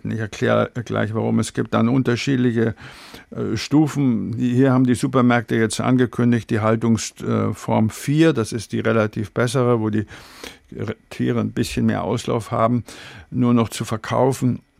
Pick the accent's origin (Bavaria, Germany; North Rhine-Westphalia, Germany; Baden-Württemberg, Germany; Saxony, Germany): Bavaria, Germany; ich komme aus Bayern und ich esse gerne Weißwürste zum Beispiel, ja.